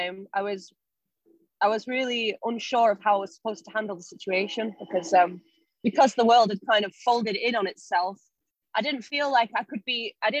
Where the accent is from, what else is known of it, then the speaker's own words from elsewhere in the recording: Salford, North West England, United Kingdom; now in London, United Kingdom; I'm from Broughton.